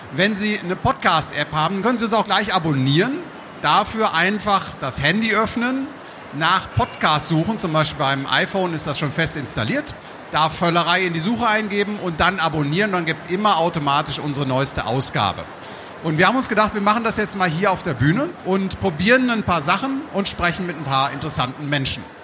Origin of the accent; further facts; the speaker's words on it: Münsterland, North Rhine-Westphalia, Germany; now in Düsseldorf, Germany; ich bin Münsterländer